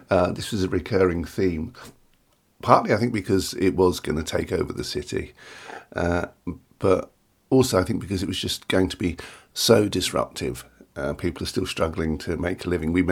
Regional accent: London, United Kingdom; We are English. We are English. We are Londoners originally.

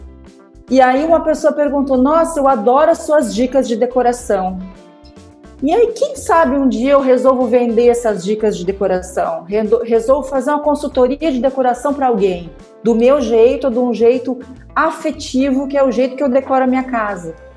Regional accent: Rio Grande do Sul, Brazil; eu sou gaúcha

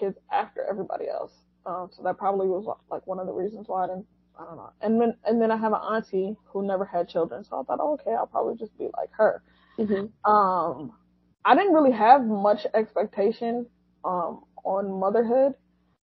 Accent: United States; I am an American born and raised Muslim

